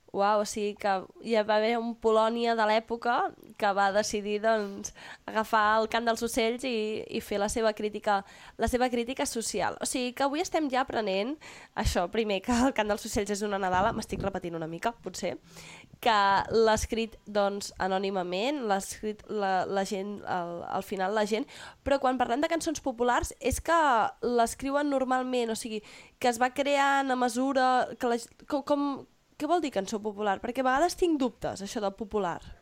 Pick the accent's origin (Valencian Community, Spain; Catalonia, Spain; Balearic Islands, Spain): Catalonia, Spain; nosaltres som catalans